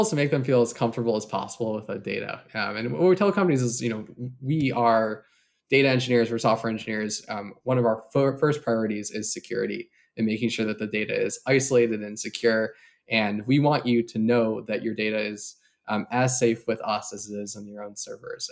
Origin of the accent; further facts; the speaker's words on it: Chicago, Illinois, United States; moved away as an adult; now in San Francisco, United States; I grew up in the Chicago area